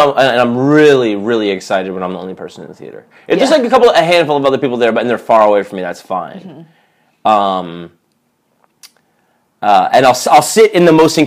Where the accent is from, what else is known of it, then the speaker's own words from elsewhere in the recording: New York, United States; I grew up in New York